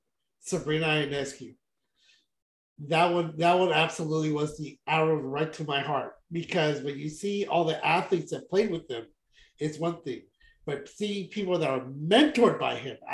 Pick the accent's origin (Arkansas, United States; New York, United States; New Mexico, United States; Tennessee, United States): New York, United States; I'm from New York.